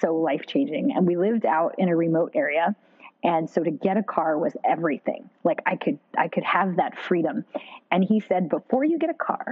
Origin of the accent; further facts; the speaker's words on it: Pacific Northwest, United States; I grew up in the Pacific Northwest, and we've got some great mountain ranges.